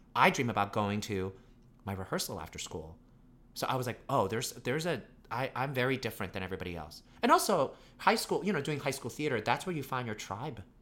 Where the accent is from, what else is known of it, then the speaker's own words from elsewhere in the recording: New York City, New York, United States; also born or lived in Pittsburgh; I grew up in Brooklyn, New York